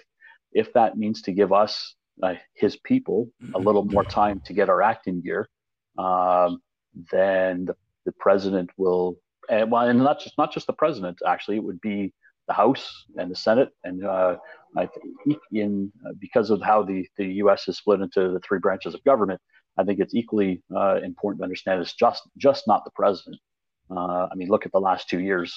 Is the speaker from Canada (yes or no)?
yes; Canada; I'm from Canada